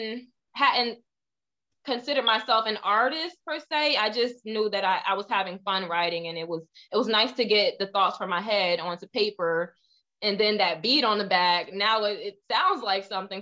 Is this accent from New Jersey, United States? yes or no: yes; New Jersey, United States; also born or lived in Ohio; I was born in Ohio, raised in New Jersey for most of my life.